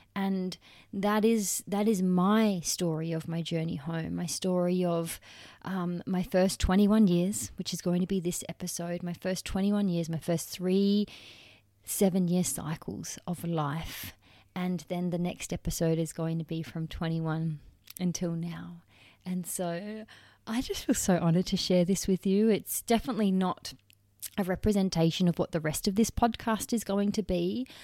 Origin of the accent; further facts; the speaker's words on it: Perth, Western Australia, Australia; I was born in Perth, Western Australia, on May eighth, nineteen ninety